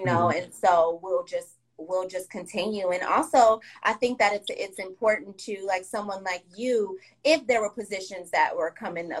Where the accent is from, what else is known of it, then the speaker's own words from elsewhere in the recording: Oakland, California, United States; I'm from Oakland. You know, the land of hustlers.